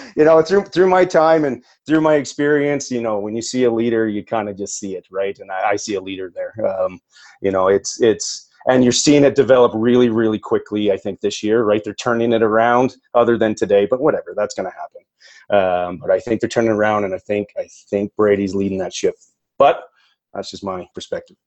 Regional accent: Perth, Ontario, Canada; moved away as an adult; now in Alberta, Canada; I grew up actually in Perth, Ontario.

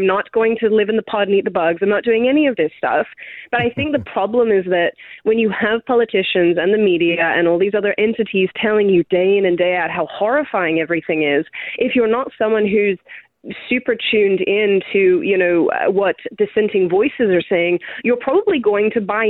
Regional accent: Australia; accent: Australian; Yes. My accent is dying at a rapid rate. It depresses me. But yes, I am an Australian, albeit a bad one.

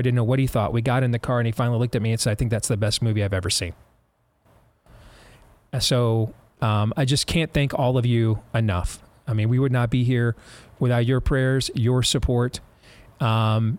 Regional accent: Grand Rapids, Michigan, United States; moved away; it's my hometown

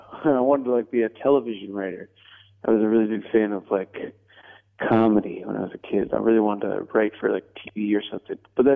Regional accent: Rockford, Illinois, United States; moved away as an adult; now in Chicago, United States; No, I'm from Rockford, like an hour away.

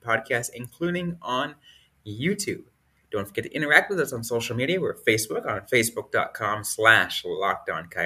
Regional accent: San Jose, California, United States; my hometown team

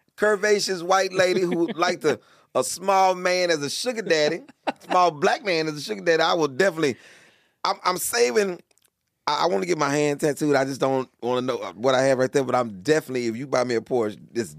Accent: Houston, Texas, United States; I'm from the South. {S8} Yeah. {S9} So, you know, this is a Houston thing.

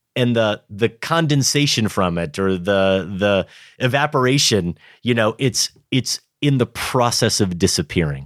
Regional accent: Grinnell, Iowa, United States; moved away; my hometown of Grinnell.

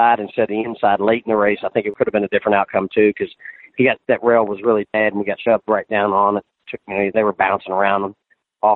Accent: Kentucky, United States; I'm from Kentucky

